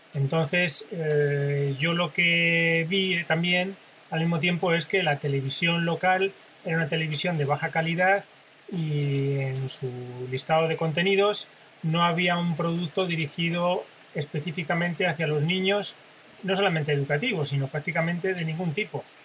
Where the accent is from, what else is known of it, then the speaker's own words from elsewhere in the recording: Spain; yo, que soy español